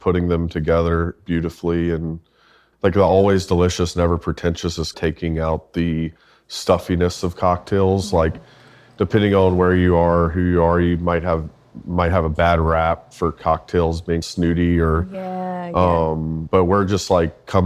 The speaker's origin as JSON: {"language": "English", "town": "Charlotte", "region": "North Carolina", "country": "United States", "tie": "born or raised there", "said": "I'm born and raised in Charlotte"}